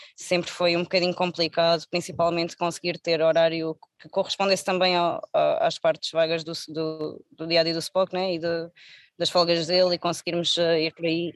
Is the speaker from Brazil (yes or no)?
no; Algarve, Portugal; ouve-se muito também na minha zona, eu sou algarvia